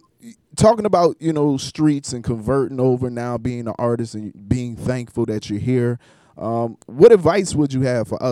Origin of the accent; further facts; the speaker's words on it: Charleston, South Carolina, United States; I come from Charleston, South Carolina